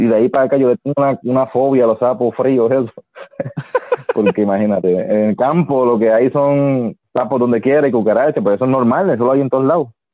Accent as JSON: {"language": "Spanish", "town": "Yabucoa", "country": "Puerto Rico", "tie": "born or raised there", "said": "yo vivía en un campo en Yabucoa"}